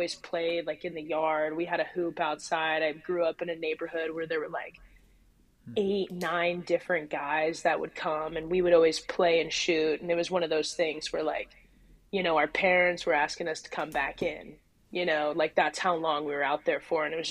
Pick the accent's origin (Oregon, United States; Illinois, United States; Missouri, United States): Oregon, United States; Lake Oswego; also born or lived in California; I basically grew up in Lake Oswego.